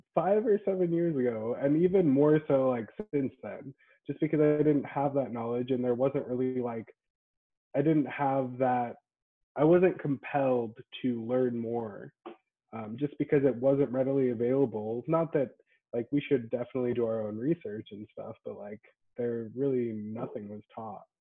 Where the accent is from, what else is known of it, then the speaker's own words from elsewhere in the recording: Boise, Idaho, United States; I'm from Boise, uh, born and raised.